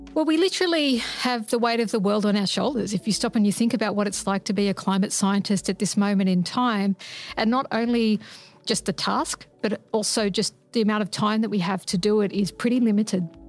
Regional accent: Sydney, New South Wales, Australia; I grew up in Sydney

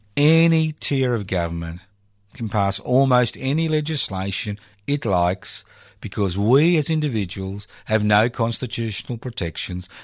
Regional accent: Australia

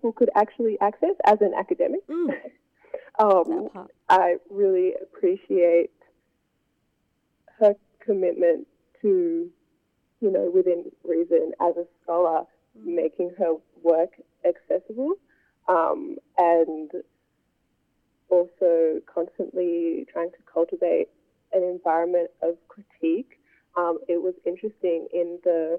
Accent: Hobart, Tasmania, Australia; growing up in Hobart and there not being that many Black people around

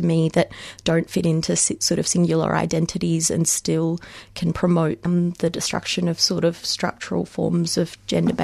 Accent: Melbourne, Victoria, Australia; also born or lived in Mumbai, India; moving over here when I was six, and having spent all of my life, the majority of my life since in Melbourne or Australia

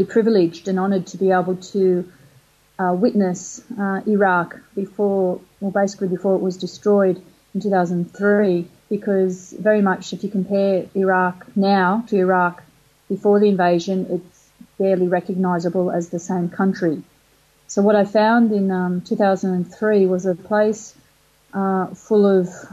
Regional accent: Australia; I was Australian

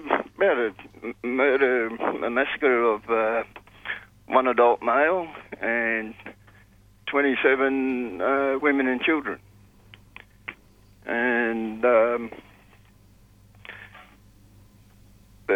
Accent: Sydney, New South Wales, Australia; Growing up in Sydney

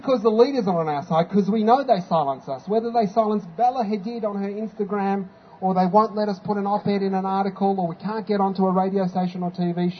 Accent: Palestine; I had to explain that I wasn't from Pakistan, that I was from Palestine.

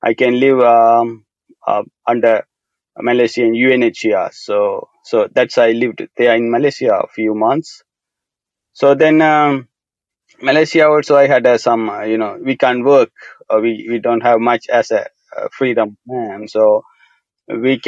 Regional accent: Sri Lanka; moved away as an adult; I grew up in Sri Lanka, a very small village, and until I left country

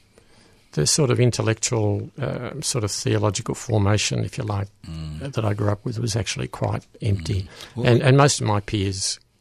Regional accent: Hyatt, Victoria, Australia; born or raised there

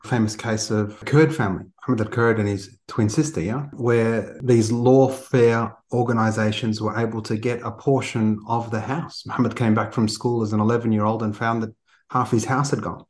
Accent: Australia; as an Australian Palestinian

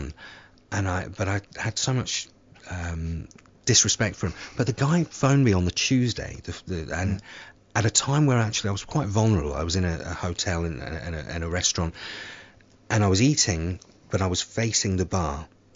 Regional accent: Somerset, South West England, United Kingdom; moved away; my hometown of in Somerset

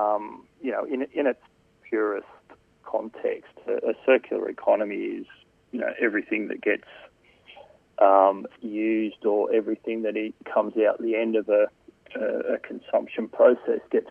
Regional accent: New South Wales, Australia; I grew up in New South Wales

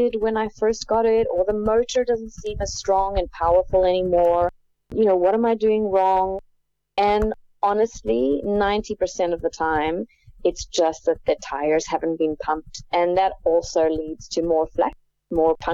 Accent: South Africa; moved away as an adult; I grew up in South Africa where you weren't really out and about a lot on the streets as a kid

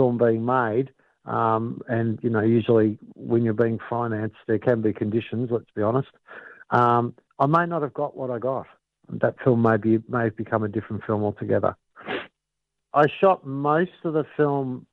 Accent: Brunswick, Victoria, Australia; I grew up in Brunswick, and without giving away my age, but I grew up in Brunswick, you know, kind of during the 70s and the 80s.

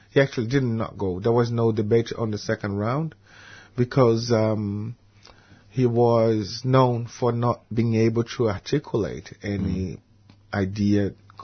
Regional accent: Brazil; moved away as an adult; now in Melbourne, Australia; I've been here for 16 years in Australia. I'm happy to feel as an Australian Brazilian expat, and all my old Brazilian friends

